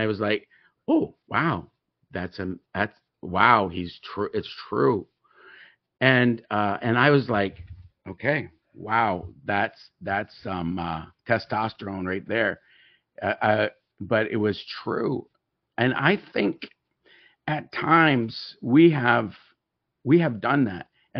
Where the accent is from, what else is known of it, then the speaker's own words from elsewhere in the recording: Tyendinaga Mohawk Territory, Ontario, Canada; As many of you know, that I'm a Mohawk. I was raised on the Tandanega Mohawk territory